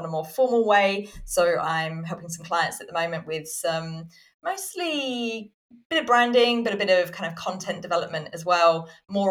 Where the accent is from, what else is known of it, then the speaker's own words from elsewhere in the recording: Southampton, South East England, United Kingdom; I was born in Southampton in the UK